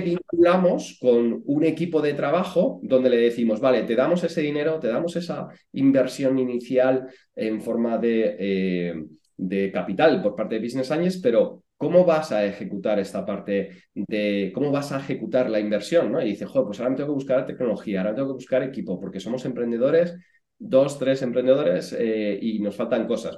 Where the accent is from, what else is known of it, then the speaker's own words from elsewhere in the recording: Puebla de la Calzada, Extremadura, Spain; moved away as an adult; also born or lived in Madrid; yo vengo de un pueblo pequeñito de, Badajoz que se llama Puebla de la Calzada y hasta los 18 años, pues yo estaba ahí en mi pueblo con, con mi familia